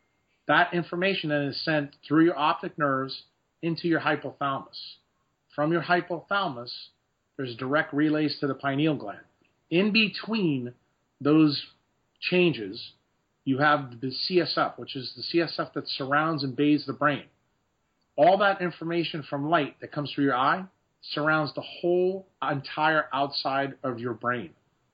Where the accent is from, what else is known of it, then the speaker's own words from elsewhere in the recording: Ireland; because, you know, I am Irish and have a lot of freckles.